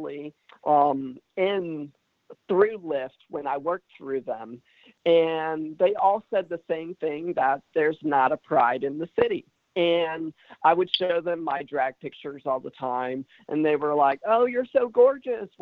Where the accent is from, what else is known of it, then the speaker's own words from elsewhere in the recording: Centerville, Ohio, United States; now in Franklin, United States; I am not from Springboro originally, but I am locally from Centerville. I went and graduated from Centerville High School